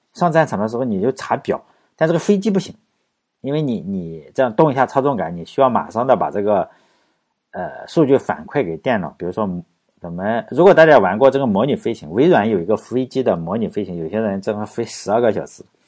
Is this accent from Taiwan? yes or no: no; China; 我们中国人